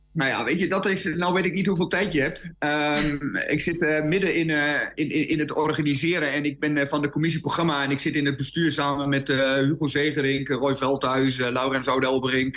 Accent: Twente, Overijssel, Netherlands; bij ons in Twente, de Twentse spreuk en de Twentse spraak

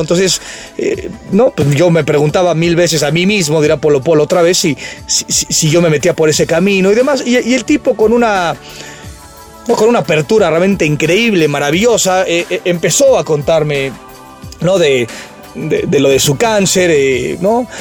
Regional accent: Mexico; Soy orgullosamente mexicano

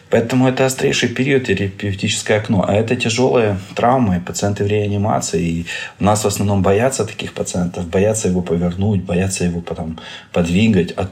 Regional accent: Ukraine; я из Украины, я доктор-нейрохирург

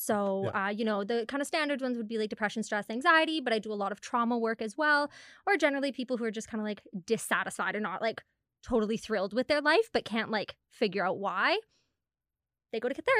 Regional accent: Penticton, British Columbia, Canada; also born or lived in Hundamal / White Rock; now in Kamloops, Canada; Penticton before that, but I've also lived in Hundamal. I've lived in White Rock, so kind of moved around a fair bit.

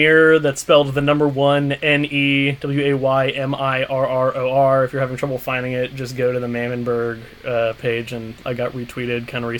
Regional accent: Massachusetts, United States; I'm from Massachusetts.

